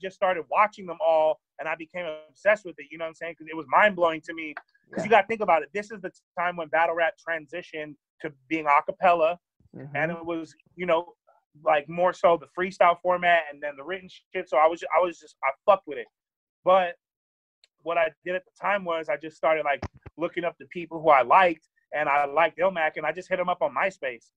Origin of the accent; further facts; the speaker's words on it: Sacramento, California, United States; I'm from Sacramento. I was living in Sacramento